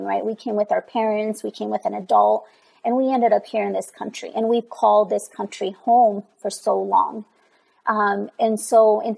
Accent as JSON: {"language": "English", "town": "Pachuca", "region": "Hidalgo", "country": "Mexico", "moved": "yes", "lives_now": "Northern Colorado, United States", "said": "I'm originally from Mexico. I'm from Pachuca, Hidalgo, Mexico."}